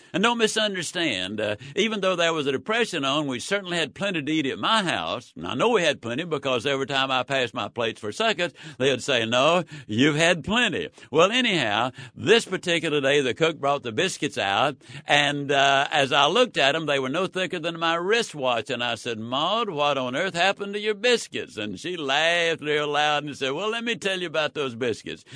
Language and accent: English; Yazoo City, Mississippi, United States; born or raised there